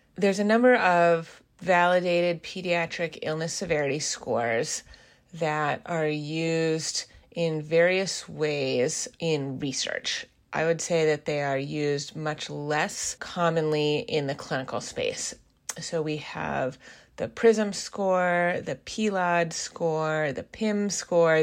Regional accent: Seattle, Washington, United States; also born or lived in East Coast of the US; I am originally from the Seattle area

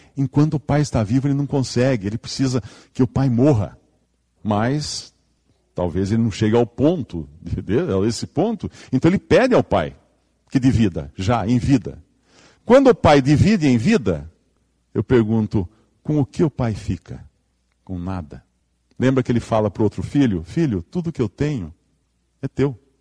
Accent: Limeira, São Paulo, Brazil; Eu venho aqui de Limeira, né, interior de São Paulo, lá a terra é vermelha

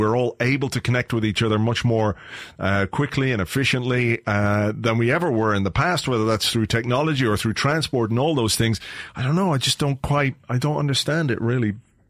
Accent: Ireland; also born or lived in England; now in Spain; having lived in England, having lived in Ireland, having lived in Spain, being an Irish man who started a website in Spain about an English football team that I support, you know, I feel European.

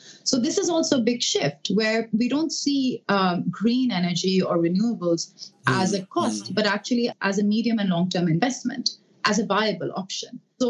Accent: Pakistan; moved away as an adult; now in Beijing, China; as a Pakistani

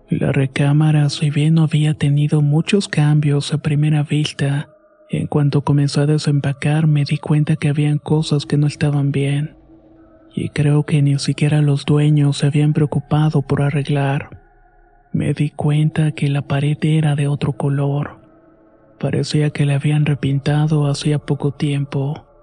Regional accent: Veracruz, Mexico; now in Puebla, Mexico; Soy originario de Veracruz, pero estudio en la ciudad de Puebla. Ahí vivo prácticamente solo, lejos de mi familia, mis amigos y mi novia.

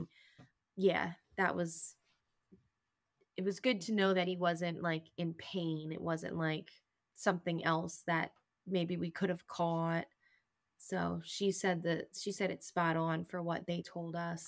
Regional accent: Reading, Pennsylvania, United States; I'm from Reading, Pennsylvania

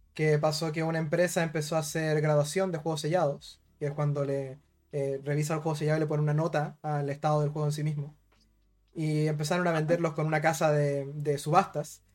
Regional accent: Rancagua, O'Higgins, Chile; como soy de Rancagua, no soy de Santiago

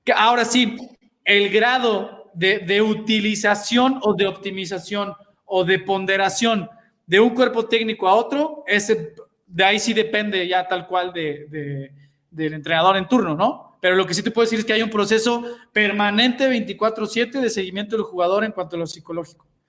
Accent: Mexico City, Mexico; yo también soy chilango

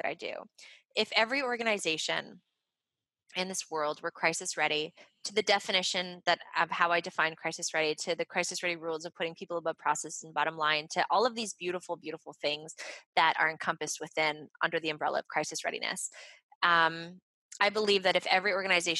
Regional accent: Montreal, Quebec, Canada; I'm from Montreal, so I'm fluent in French.

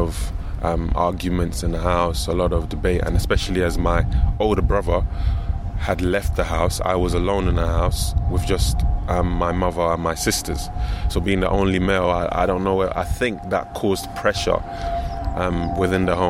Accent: London, United Kingdom; I was raised in London

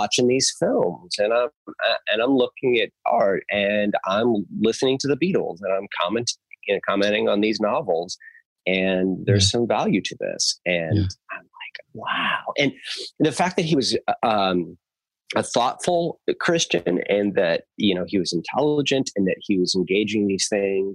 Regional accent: Southern California, United States; my teenage years back in Southern California, where I lived in the Yellow Valley, and I was homeschooled

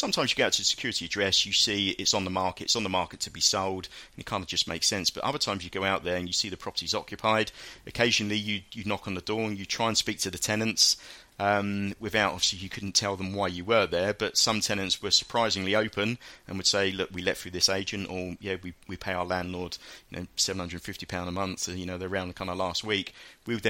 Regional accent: Hastings, South East England, United Kingdom; when I grew up down in Hastings, there was no real football teams down

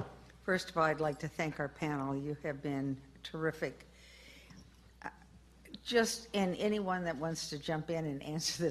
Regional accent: North Dakota, United States; moved away; I'm originally from North Dakota.

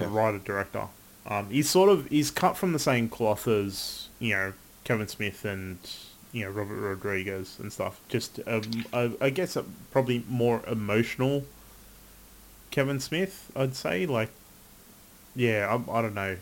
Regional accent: Australia; I'm Australian

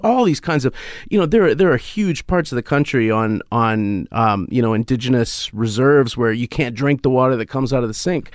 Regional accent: Canada; as a Canadian

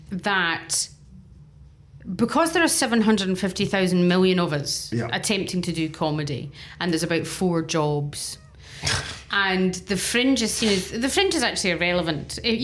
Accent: Scotland, United Kingdom; I'm the Scottish lesbian, the feisty Scottish lesbian.

